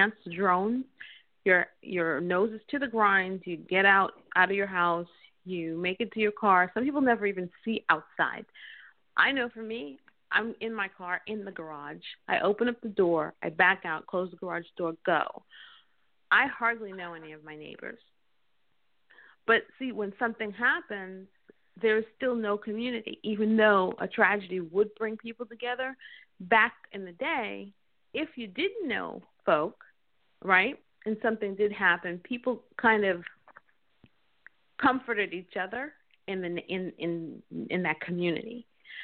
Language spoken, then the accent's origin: English; New York, United States; I grew up in New York